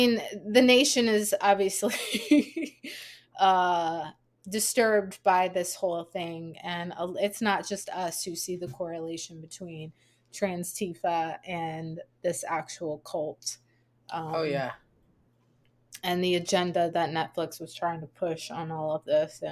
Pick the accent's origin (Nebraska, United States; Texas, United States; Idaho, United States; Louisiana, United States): Louisiana, United States; South; I grew up in South Louisiana